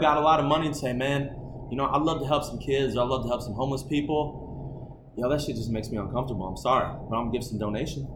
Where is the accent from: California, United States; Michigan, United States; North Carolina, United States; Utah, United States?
Michigan, United States; Okemos; I grew up in Okemos, Michigan